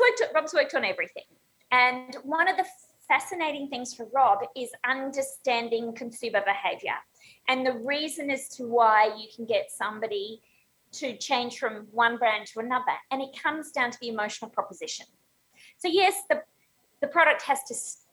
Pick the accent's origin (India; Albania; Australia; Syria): Australia; moved away as an adult; now in Chicago, United States; I'm Australian